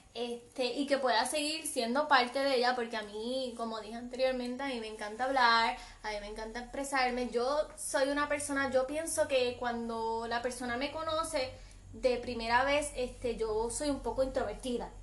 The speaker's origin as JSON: {"language": "Spanish", "town": "Aguadilla", "country": "Puerto Rico", "said": "soy del área oeste, soy del pueblo de Aguadilla"}